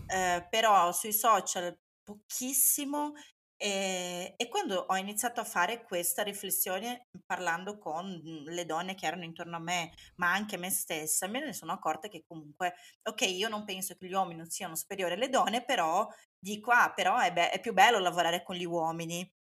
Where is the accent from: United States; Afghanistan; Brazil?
Brazil; now in Italy; io sia brasiliana